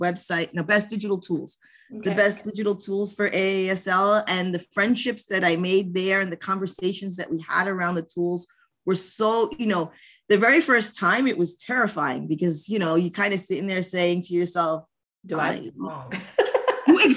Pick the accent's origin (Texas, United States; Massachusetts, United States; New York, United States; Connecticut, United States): New York, United States; New York City; I'm from New York State, I'm from New York City